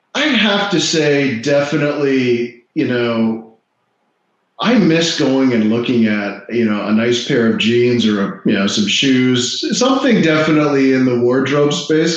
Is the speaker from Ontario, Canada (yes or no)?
yes; Toronto, Ontario, Canada; now in Florida, United States; I grew up in Toronto mm-hmm. and now I live in Florida.